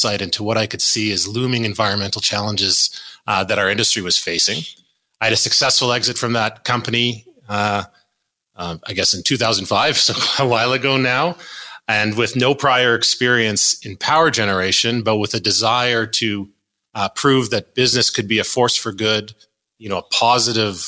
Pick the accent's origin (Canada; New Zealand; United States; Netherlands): Canada; Calgary, Alberta; I grew up here in Calgary, Canada's energy capital